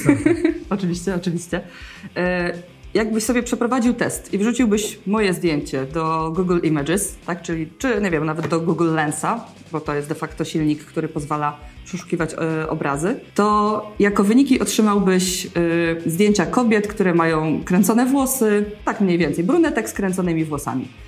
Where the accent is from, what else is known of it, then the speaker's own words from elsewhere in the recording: Wrocław, Lower Silesian Voivodeship, Poland; wszyscy w naszym teamie jesteśmy stąd. Jest to, jesteśmy z Wrocławia